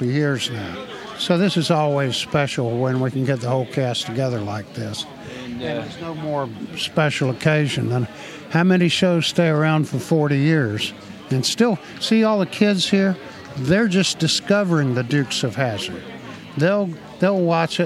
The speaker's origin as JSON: {"language": "English", "region": "the South", "country": "United States", "tie": "born or raised there", "said": "But I grew up in the South and, you know, without electricity or indoor plumbing."}